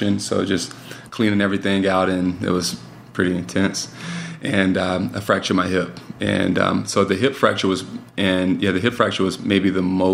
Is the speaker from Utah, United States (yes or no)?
no; West Palm Beach, Florida, United States; now in Winston-Salem, United States; Born and raised in South Florida, West Palm, in a single parent household